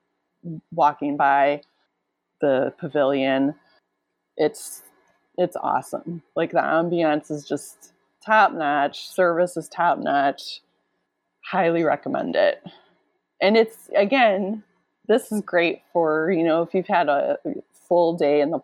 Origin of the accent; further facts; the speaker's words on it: Midwest, United States; I'm from the Midwest